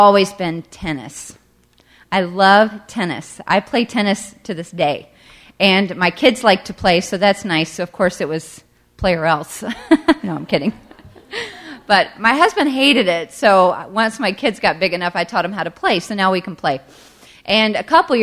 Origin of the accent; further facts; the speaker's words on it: the South, United States; Growing up in the South, I didn't even know what hockey was